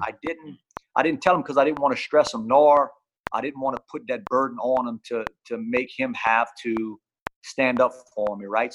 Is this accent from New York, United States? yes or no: no; Louisiana, United States; I'm from Louisiana.